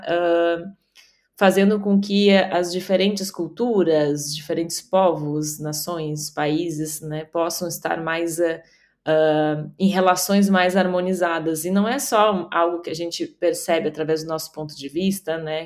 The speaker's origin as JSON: {"language": "Portuguese", "region": "Rio Grande do Sul", "country": "Brazil", "tie": "born or raised there", "said": "estou aqui falando hoje do Rio Grande do Sul, da minha terra natal"}